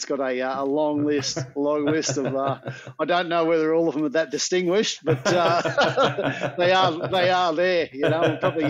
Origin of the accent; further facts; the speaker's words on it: Queensland, Australia; You know, it was different for me because I came from Queensland